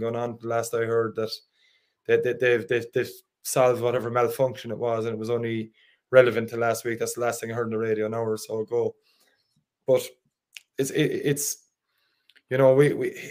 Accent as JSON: {"language": "English", "town": "Limerick", "region": "Munster", "country": "Ireland", "said": "I'm from Limerick"}